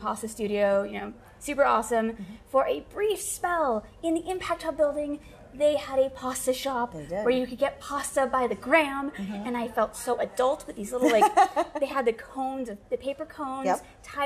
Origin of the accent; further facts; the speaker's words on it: Bellevue, Washington, United States; I grew up in Bellevue